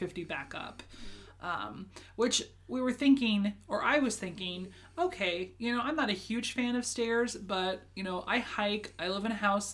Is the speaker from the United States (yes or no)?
yes; Alaska, United States; also born or lived in Japan / Kentucky; I was born and raised in Alaska, lived here almost my entire life, with the exception of 1 year in Japan and 2 years in Kentucky with you.